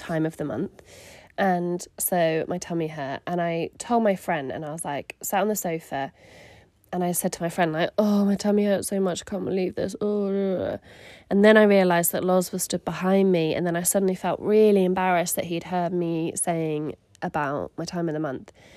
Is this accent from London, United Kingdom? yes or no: no; Surrey, South East England, United Kingdom; moved away as an adult; also born or lived in Manchester; I grew up in Surrey